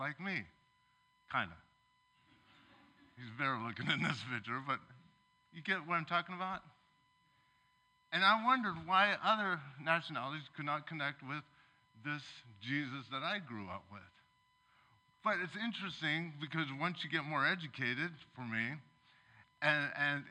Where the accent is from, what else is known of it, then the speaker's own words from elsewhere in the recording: Seaside, Oregon, United States; I grew up in Oregon. I was born in Seaside.